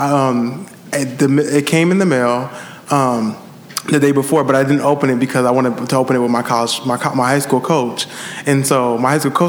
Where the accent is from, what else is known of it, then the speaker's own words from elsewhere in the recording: Milwaukee, Wisconsin, United States; I'm from Milwaukee, Wisconsin